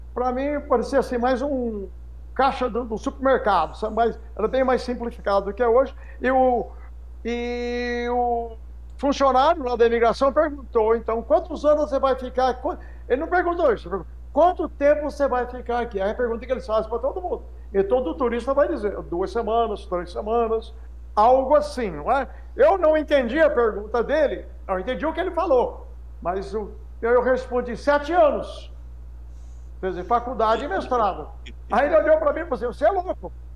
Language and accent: Portuguese; São José do Rio Pardo, São Paulo, Brazil; moved away as an adult; also born or lived in United States; eu sou daqui de São José, nascido e criado aqui em São José, Rio Pardense, aqui